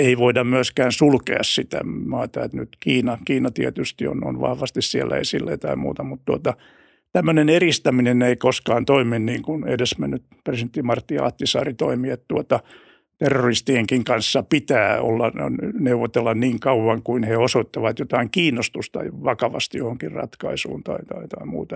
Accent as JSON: {"language": "Finnish", "country": "Finland", "said": "olen, olen Suomesta"}